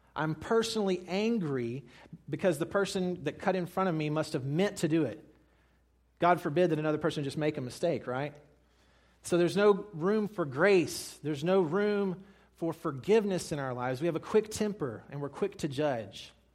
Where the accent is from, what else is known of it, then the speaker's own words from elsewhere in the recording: Mississippi, United States; I'm from Mississippi